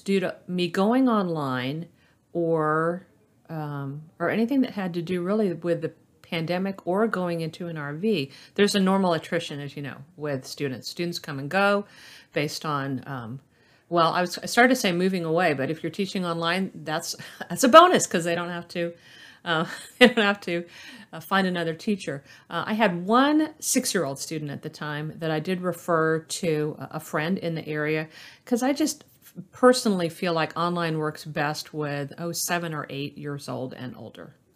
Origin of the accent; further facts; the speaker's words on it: Orlando, Florida, United States; I was born in Orlando, Florida, and I've been in that area uh, my entire life